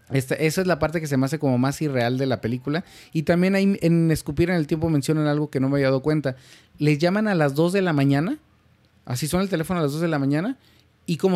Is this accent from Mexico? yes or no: yes; Mexico; como mexicano mi lógica rápida es